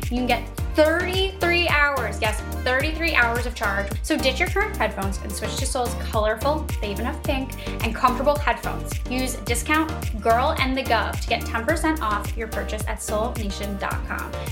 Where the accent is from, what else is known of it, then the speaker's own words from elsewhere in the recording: New York, United States; just being a New Yorker, I know so many iBankers